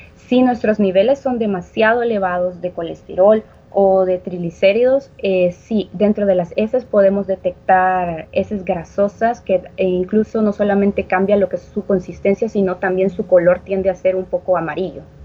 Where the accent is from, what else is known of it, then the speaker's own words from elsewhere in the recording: El Salvador; como cultura salvadoreña